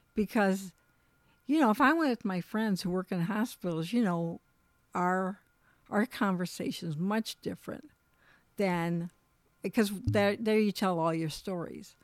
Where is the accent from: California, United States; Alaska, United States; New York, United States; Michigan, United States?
Michigan, United States; also born or lived in Colorado; we're from Michigan, but we lived in Colorado, moved back to Michigan